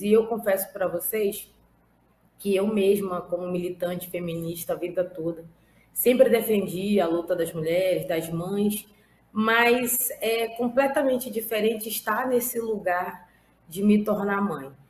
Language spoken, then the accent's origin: Portuguese; Amazonas, Brazil; estou secretária nacional de Mulheres do PT, mas sou do Amazonas.